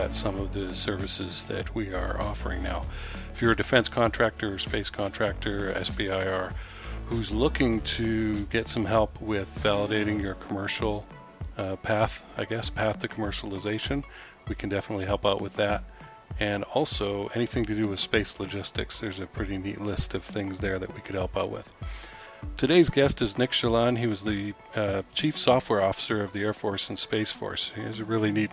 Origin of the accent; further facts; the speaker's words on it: Canada; now in United States; I'm an immigrant from Canada.